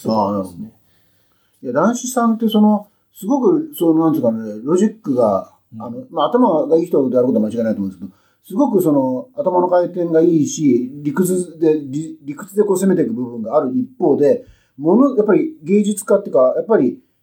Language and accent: Japanese; Kyushu, Japan; now in Tokyo, Japan; 僕九州ですから